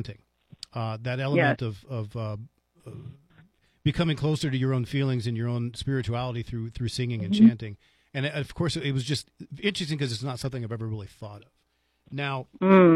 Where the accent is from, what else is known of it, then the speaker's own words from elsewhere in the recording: Falls Church, Virginia, United States; the synagogue where I grew up in Falls Church, Virginia